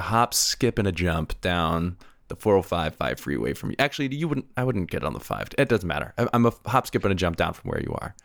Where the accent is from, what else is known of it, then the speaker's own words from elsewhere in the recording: California, United States; moved away as an adult; also born or lived in San Diego; being a Californian in Texas